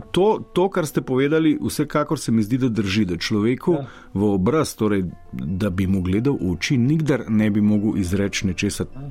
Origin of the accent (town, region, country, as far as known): Slovenia